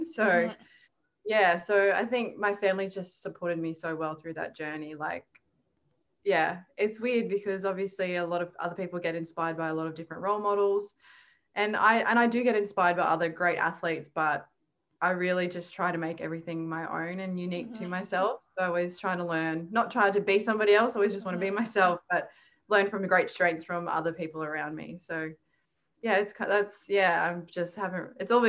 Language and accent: English; Kingaroy, Queensland, Australia; also born or lived in Brisbane; I grew up in Kingaroy, which is a small country town.